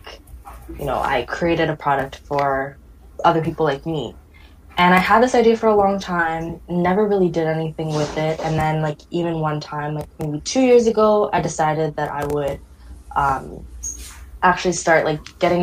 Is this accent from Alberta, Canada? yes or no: no; Toronto, Ontario, Canada; also born or lived in Ottawa; I'm from Toronto, but lived in Ottawa for about 6 years pursuing my education